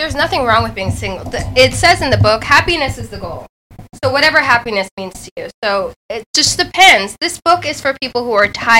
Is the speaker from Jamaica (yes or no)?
yes; Jamaica; I'm Jamaican.